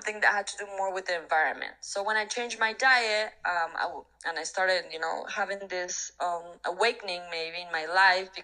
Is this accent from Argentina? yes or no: yes; Argentina; moved away as an adult; also born or lived in Mexico City, Mexico; my hometown, that is a very small town in Argentina